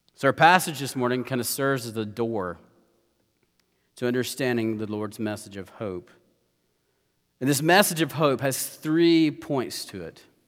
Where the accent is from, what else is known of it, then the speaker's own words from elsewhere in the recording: United States; as Americans